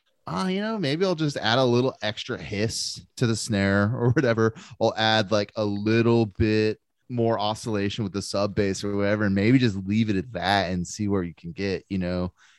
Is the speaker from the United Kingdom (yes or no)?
yes; England, United Kingdom; It's like, I'm from England, dude. Like, I grew up with this shit.